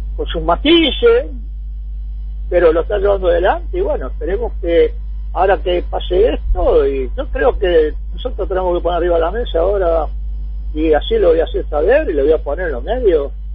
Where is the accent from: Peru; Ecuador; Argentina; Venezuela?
Argentina; como argentino